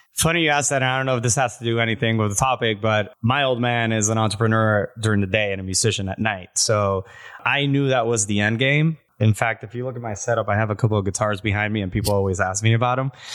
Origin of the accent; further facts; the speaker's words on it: Puerto Rico; now in Miami, United States; I'm from Puerto Rico. I've been in the States for about sixteen years